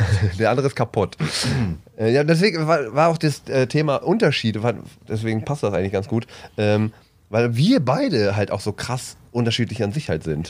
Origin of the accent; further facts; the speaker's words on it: Bielefeld, North Rhine-Westphalia, Germany; ich komme ja aus Ostwestfalen, aus dem wunderschönen äh, Bielefeld